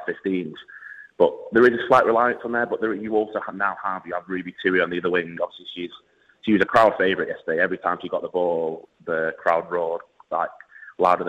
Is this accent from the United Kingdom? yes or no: yes; England, United Kingdom; as an Englishman